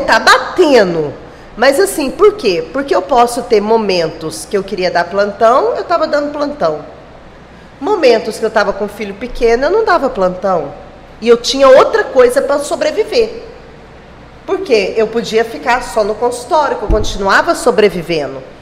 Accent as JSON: {"language": "Portuguese", "region": "Minas Gerais", "country": "Brazil", "also_born_or_lived": "Uberlândia / Araguaína", "moved": "as an adult", "lives_now": "Gurupi, Brazil", "said": "Como eu sou de Minas"}